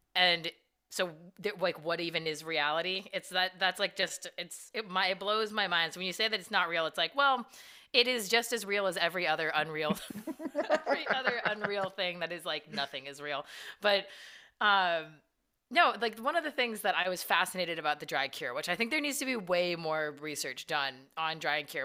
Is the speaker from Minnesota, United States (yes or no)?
no; California, United States; moved away; I'm from Cali originally also